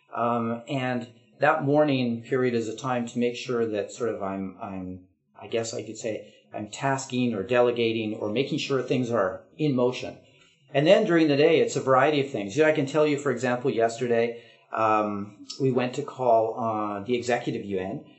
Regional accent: Vancouver, British Columbia, Canada; also born or lived in Ottawa, Canada; now in Taipei, Taiwan; I grew up in Vancouver

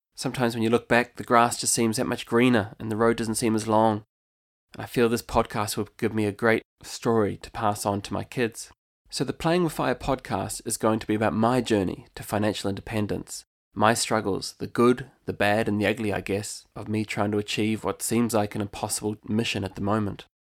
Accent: New Zealand; moved away as an adult; now in County Limerick, Ireland; I'm actually originally from New Zealand, and I've called Ireland home since two thousand eleven.

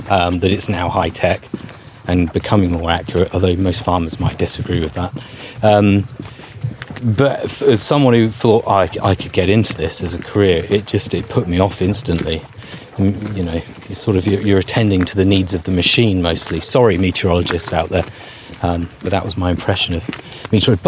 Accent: Bognor Regis, South East England, United Kingdom; I'm from West Sussex, and I lived right on the edge of where residential areas ran out, in a place called Rose Green near Bognor Regis.

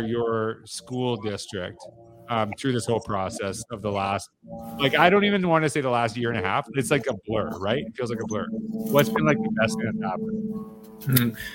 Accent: Saskatchewan, Canada; I grew up in Saskatchewan

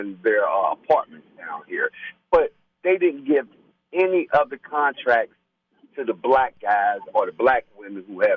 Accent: Cincinnati, Ohio, United States; when I grew up in OTR in the West End, we didn't have them in our school

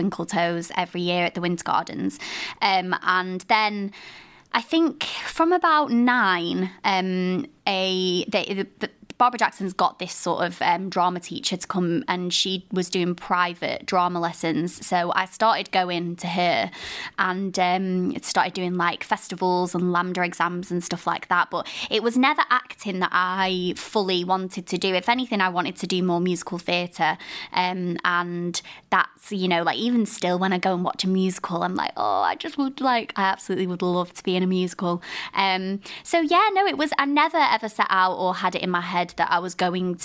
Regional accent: Blackpool, North West England, United Kingdom; I'm from Blackpool as well

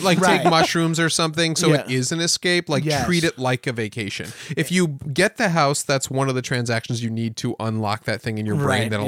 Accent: Westchester, New York, United States; I'm from Westchester

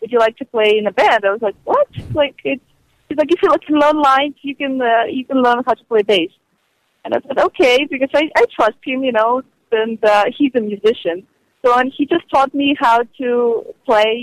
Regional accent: Ukraine; now in Hollywood, United States; I was a girl from Ukraine

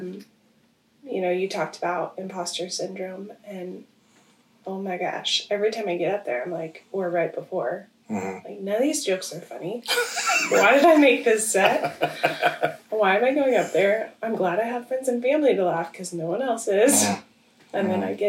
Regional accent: Washington, United States; moved away as an adult; also born or lived in Odessa, Texas; I grew up in Washington

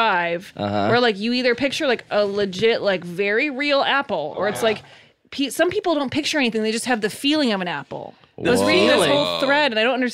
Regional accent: Evanston, Illinois, United States; moved away as an adult; also born or lived in Chicago / Lakeview, Chicago; now in Los Angeles, United States; I grew up in Evanston, okay. And I went to college in Chicago

